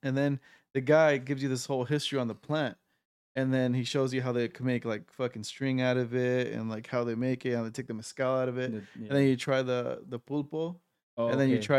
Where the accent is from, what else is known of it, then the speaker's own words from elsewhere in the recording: United States; obviously I'm American